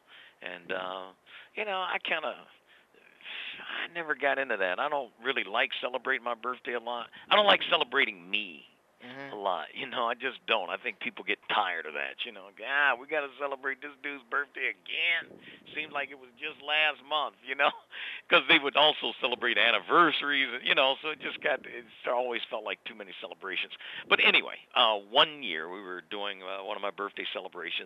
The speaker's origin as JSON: {"language": "English", "town": "Detroit", "region": "Michigan", "country": "United States", "tie": "born or raised there", "said": "I grew up in Detroit"}